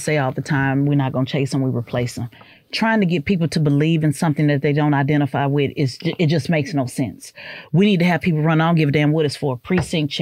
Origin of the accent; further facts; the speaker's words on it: Oklahoma City, Oklahoma, United States; moved away as an adult; also born or lived in Orlando / Dallas; I come from Midwest, which ran offense for the West Coast. So it was very much, you know, gang related. I grew up in a power neighborhood